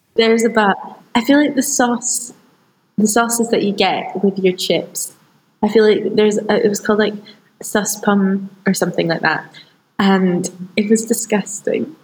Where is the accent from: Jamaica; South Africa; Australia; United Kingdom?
United Kingdom; Scotland; growing up in Scotland, but being born into an Iraqi family